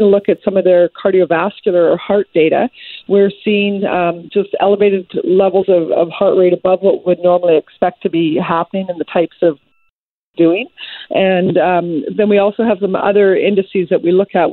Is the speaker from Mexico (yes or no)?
no; British Columbia, Canada; as British Columbians